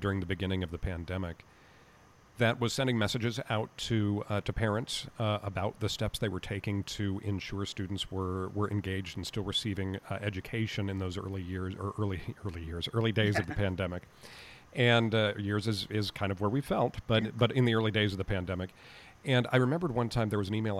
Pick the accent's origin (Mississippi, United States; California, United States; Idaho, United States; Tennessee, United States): California, United States; Southern; growing up in Southern California, absolutely we have wildfires